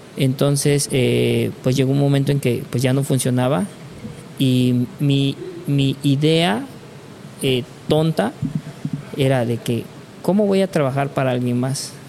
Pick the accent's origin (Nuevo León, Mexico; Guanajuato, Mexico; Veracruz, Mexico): Veracruz, Mexico; Córdoba; also born or lived in Playa del Carmen; éramos dos de Córdoba